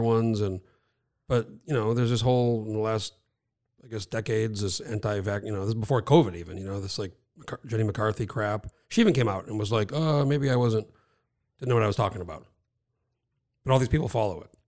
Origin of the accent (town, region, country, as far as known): New Mexico, United States; moved away as an adult; now in Alaska, United States